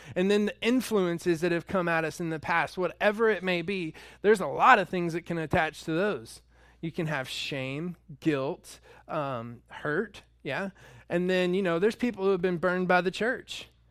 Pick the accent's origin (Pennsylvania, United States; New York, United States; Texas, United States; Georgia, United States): Georgia, United States; North; moved away; I'm from North Georgia, and we have red clay there